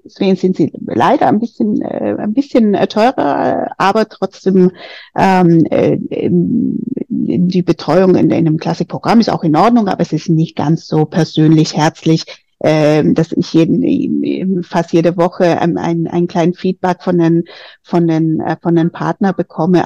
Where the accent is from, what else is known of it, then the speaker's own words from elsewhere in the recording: Madrid, Community of Madrid, Spain; moved away as an adult; now in Germany; ich komme aus Spanien, aus Madrid ganz konkret äh, und bin schon sehr lange in Deutschland, seit 20 Jahren